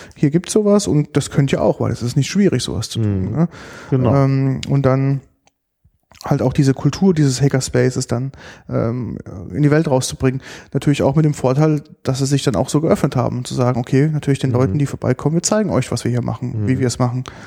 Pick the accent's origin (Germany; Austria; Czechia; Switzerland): Germany; bei uns in Deutschland